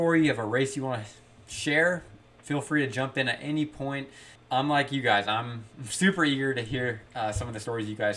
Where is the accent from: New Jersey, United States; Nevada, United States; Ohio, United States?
Ohio, United States; when I was growing up in Ohio